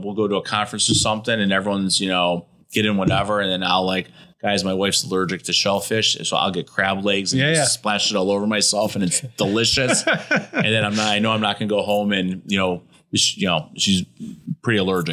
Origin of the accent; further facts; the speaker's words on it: Detroit, Michigan, United States; I'm from Detroit